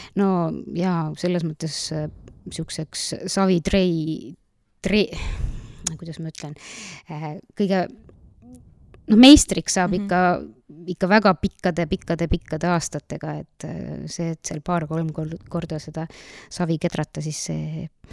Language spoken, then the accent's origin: Estonian; Nõo, Tartu County, Estonia; tulen siitsamast Nõost põhimõtteliselt olen vist peaaegu kogu elu elanudki Nõos, välja arvatud kolm esimest aastat, kui ma olin Tartu linnapreilna no sündisin seal